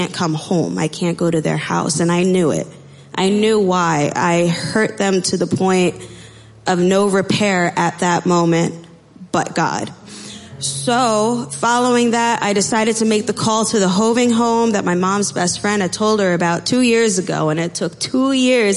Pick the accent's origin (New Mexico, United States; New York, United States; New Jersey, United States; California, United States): New Jersey, United States; Freehold; also born or lived in Amatitlán, Guatemala; I am from Freehold, New Jersey. I was born in Amatitlan, Guatemala, and was adopted at 1.5